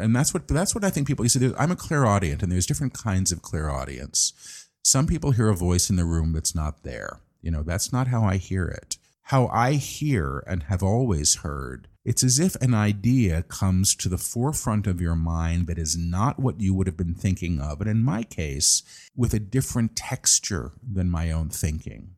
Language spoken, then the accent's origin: English; New York, United States; I'm a New Yorker